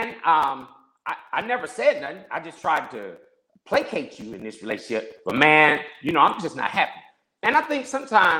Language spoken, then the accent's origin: English; Peoria, Illinois, United States; moved away; I'm from Peoria, Illinois